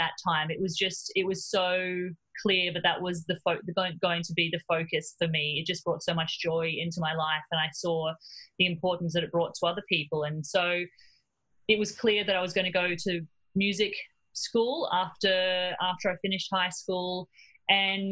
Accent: Cairns, Queensland, Australia; moved away as an adult; also born or lived in Melbourne; I grew up in Cairns in North Queensland

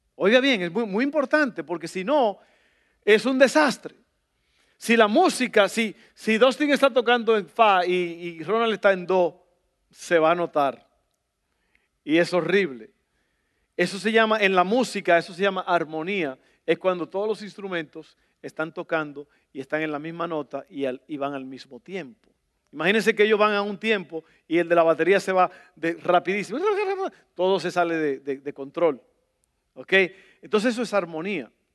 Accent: El Salvador; moved away; Yo soy del Salvador

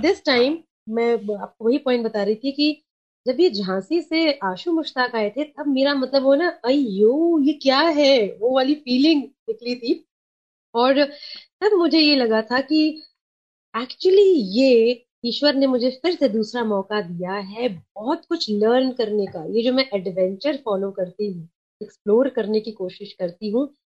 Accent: Kolkata, West Bengal, India; first language Sindhi; Hindi is a second language; moved away as an adult; also born or lived in Mumbai / Gwalior; now in Madhya Pradesh, India; मैं बंगाल से हूँ और मैंने अपना पूरा बचपन ना देखा है

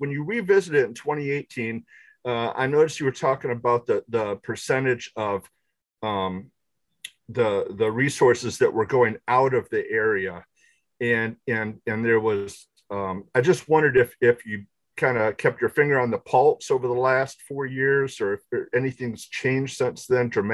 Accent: Midland, Michigan, United States; I'm from Midland

